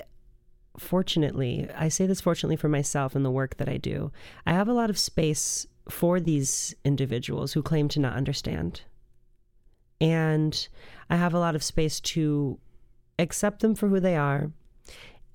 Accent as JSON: {"language": "English", "town": "Rockford", "region": "Illinois", "country": "United States", "tie": "born or raised there", "said": "I was born in Rockford, Illinois"}